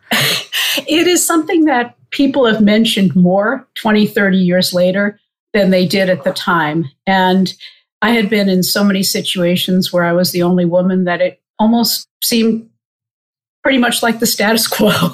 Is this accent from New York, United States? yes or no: yes; Old Bethpage, New York, United States; also born or lived in Queens, New York City; I was born in New York City in Queens, and my parents and I lived there for the first couple of years. We actually lived with my grandparents. We then moved out to Old Bethpage on Long Island, so about 25 miles east of the city.